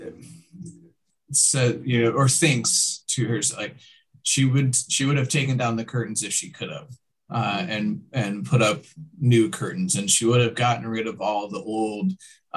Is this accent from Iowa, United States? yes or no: yes; Iowa, United States; I didn't grow up in Des Moines, but I grew up in Iowa